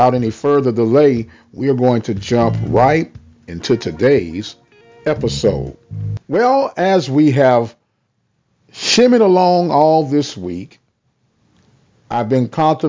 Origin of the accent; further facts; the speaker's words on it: St. Louis, Missouri, United States; moved away; I'm originally from St. Louis.